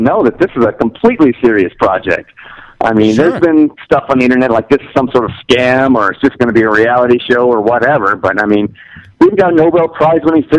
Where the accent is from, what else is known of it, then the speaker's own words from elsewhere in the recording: Detroit, Michigan, United States; moved away as an adult; now in New Mexico, United States; I grew up in Detroit, and we moved out here 9 years ago.